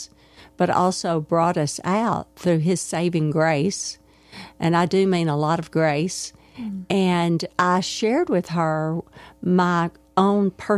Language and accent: English; Arkadelphia, Arkansas, United States; Beth Moore and I grew up together in Arkadelphia, Arkansas.